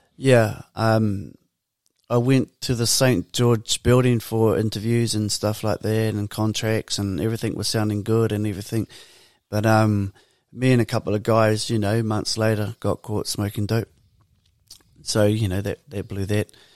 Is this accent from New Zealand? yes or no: yes; Porirua, Wellington, New Zealand; growing up in Purirua for us, um, we were part of Birthright.